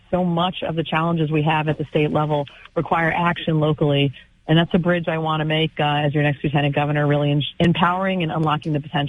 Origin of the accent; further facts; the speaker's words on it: Massachusetts, United States; I'm fortunate that I've been reelected in my hometown, you know, for the last 16 years.